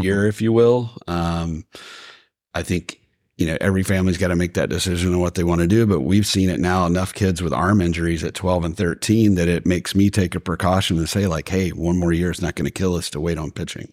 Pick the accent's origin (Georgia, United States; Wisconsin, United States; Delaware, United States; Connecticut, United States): Georgia, United States; Athens; now in Marietta, United States; I grew up in Athens, Georgia.